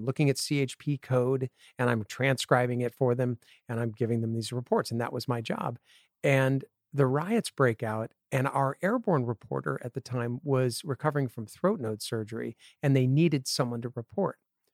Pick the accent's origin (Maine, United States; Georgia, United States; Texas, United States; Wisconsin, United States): Wisconsin, United States; Appleton; born there; Well, I was born in Wisconsin in the same town that Harry Houdini grew up in, Appleton, Wisconsin.